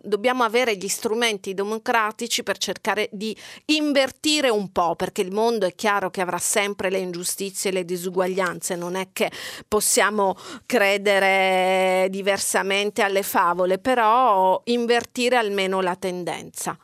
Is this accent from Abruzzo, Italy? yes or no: no; Catania, Sicily, Italy; moved away; io vengo da Catania, dalla Sicilia